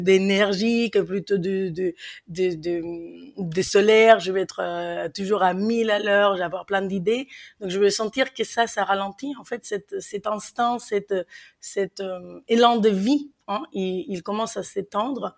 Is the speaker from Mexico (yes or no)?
yes; Mexico; accent: Mexican; French is a second language; moved away as an adult; now in France; vous l'entendez à mon accent, je suis mexicaine en France depuis maintenant 14 ans